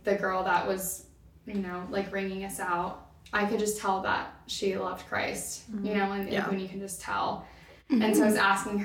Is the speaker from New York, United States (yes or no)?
no; Northern Kentucky, United States; But I grew up in Northern Kentucky, kind of moved around before that, but we landed in Northern Kentucky